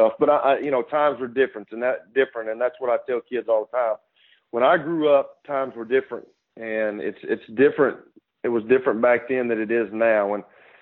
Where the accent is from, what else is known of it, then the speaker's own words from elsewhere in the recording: Fayetteville, Tennessee, United States; I grew up in Fayetteville.